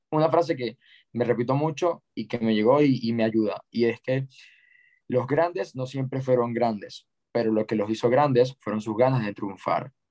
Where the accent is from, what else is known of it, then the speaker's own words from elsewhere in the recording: Ecuador; a crear y fundar la primera agencia de lanzamientos y embudos de venta en mi país y, y tengo fe que, que, va a ser enorme